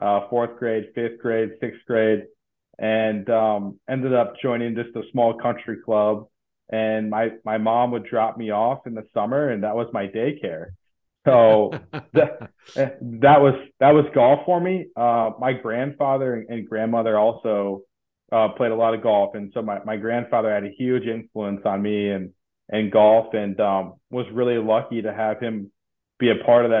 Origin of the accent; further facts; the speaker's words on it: Mason City, Iowa, United States; growing up in North Iowa